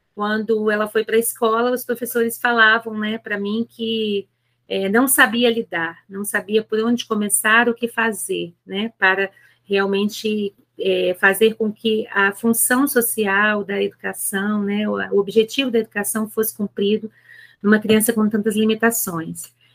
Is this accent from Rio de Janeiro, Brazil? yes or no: yes; Rio de Janeiro, Brazil; moved away as an adult; now in Aracruz, Brazil; Sou natural do Rio de Janeiro, é, mas já tem 22 anos completa esse ano que eu estou morando em Aracruz, no Espírito Santo